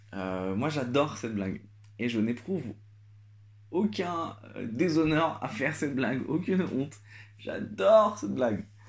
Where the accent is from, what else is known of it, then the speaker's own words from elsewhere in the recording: Algeria; now in Paris, France; moi je suis algérien, j'ai grandi en Algérie